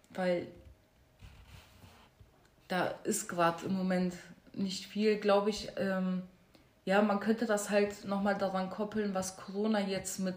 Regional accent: Duisburg, North Rhine-Westphalia, Germany; ich meine, ich komme aus Marxloh und Marxloh wurde ja sowieso als äh, Brennpunkt und als No-Go-Area ja vor ein paar Jahren betitelt

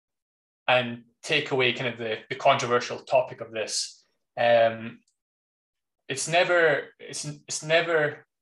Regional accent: United Kingdom; being British

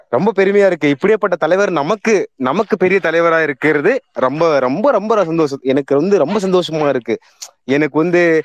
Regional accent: Tamil Nadu, India; நான் தமிழ்நாட்டில் தான் பிறந்தேன் தமிழ்நாட்டில் தான் வளர்ந்தேன்

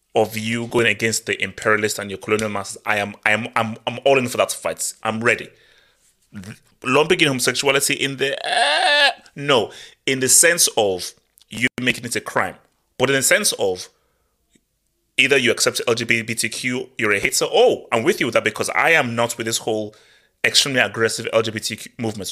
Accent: Nigeria; moved away; also born or lived in Europe; growing up in Nigeria

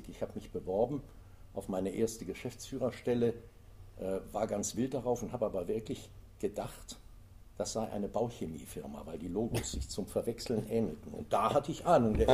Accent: Kaisersesch, Rhineland-Palatinate, Germany; Ja, ich bin mhm. geboren und aufgewachsen in der Eifel mhm. und äh, in Kaisersesch.

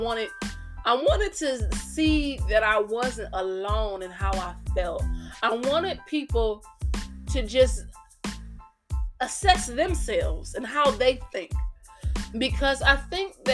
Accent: United States; being an American

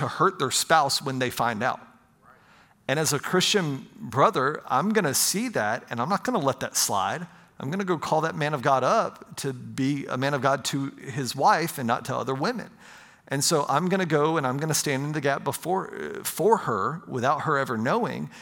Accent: Pensacola, Florida, United States; I grew up in right outside of Pensacola, Florida

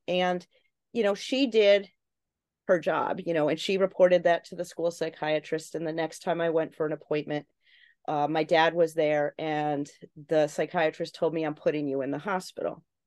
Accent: Connecticut, United States; my home state of Connecticut

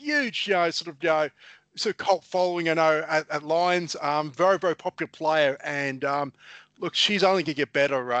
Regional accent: Queensland, Australia; being a Queenslander

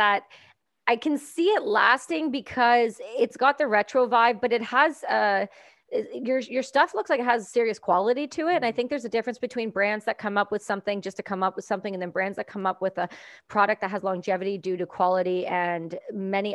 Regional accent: Canada; accent: Canadian; my sweet Canadian accent

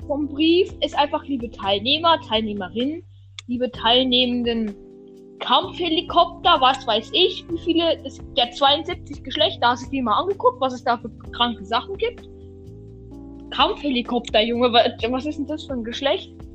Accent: Germany; Wir sind Deutsche. Deutsche Kartoffeln

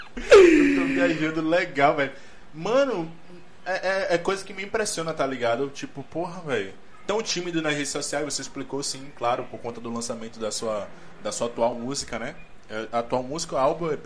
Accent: Bahia, Brazil; A gente é baiano

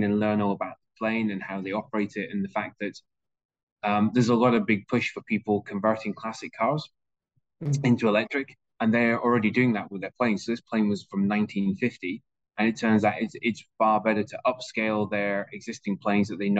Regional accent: Aberdeen, Scotland, United Kingdom; we're both from Aberdeen in Scotland

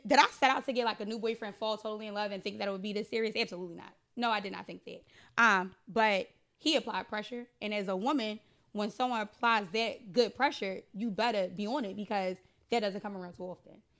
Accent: Philadelphia, Pennsylvania, United States; I used to live in fifty-seven Headfield. That's where I grew up at.

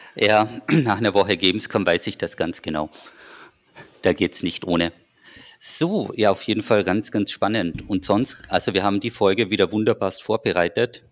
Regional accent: Austria; als Österreicher

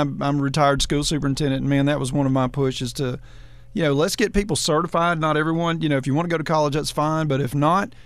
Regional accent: the American South, United States; growing up in the American South

